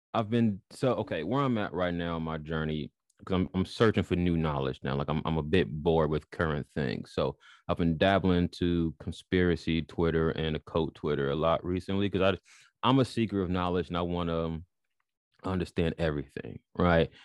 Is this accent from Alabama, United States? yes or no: no; Chicago, Illinois, United States; moved away as an adult; now in United Kingdom; born and raised in Chicago